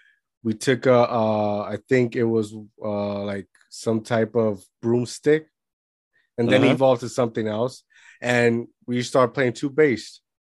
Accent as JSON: {"language": "English", "country": "Puerto Rico", "tie": "born or raised there", "said": "I grew up in Puerto Rico."}